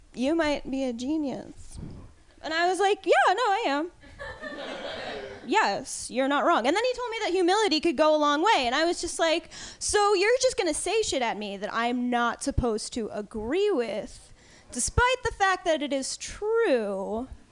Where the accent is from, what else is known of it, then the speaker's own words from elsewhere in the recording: East Coast, United States; moved away; I was raised on the East Coast, though, because uh, politeness is a huge, huge thing there